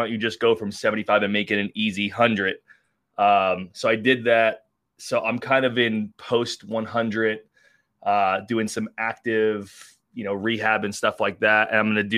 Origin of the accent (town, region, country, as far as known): Long Island, New York, United States; born or raised there